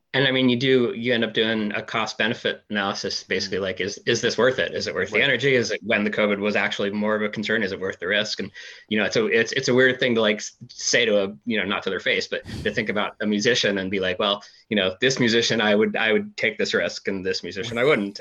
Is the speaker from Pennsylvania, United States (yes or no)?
yes; Philadelphia, Pennsylvania, United States; moved away; also born or lived in New York / Austin, Texas; kid from Philadelphia, living in New York